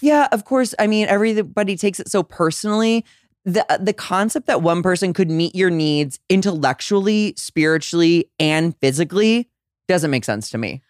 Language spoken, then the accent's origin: English; St. Louis, Missouri, United States; moved away; I'm from Saint Louis, Missouri